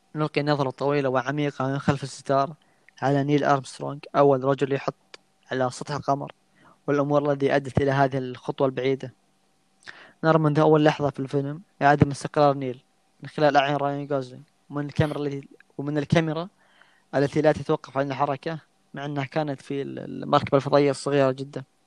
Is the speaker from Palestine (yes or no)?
no; Saudi Arabia; عندنا في السعوديه